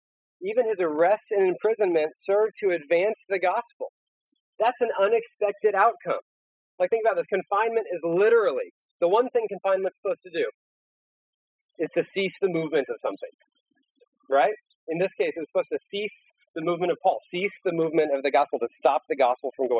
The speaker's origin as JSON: {"language": "English", "country": "United States", "said": "as an American"}